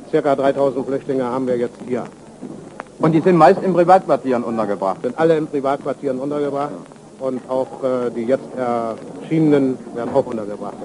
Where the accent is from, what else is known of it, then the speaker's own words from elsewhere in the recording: Wrocław, Lower Silesian Voivodeship, Poland; moved away as an adult; wurde nach Breslau entlassen, was meine Heimat ist